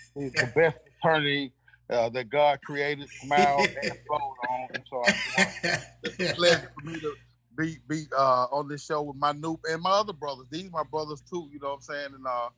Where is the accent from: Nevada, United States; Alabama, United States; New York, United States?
Alabama, United States; Tuscaloosa; From Tuscaloosa, Alabama.